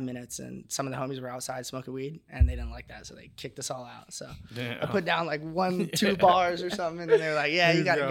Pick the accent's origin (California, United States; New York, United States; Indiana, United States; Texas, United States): California, United States; Huntington Beach; I'm from Huntington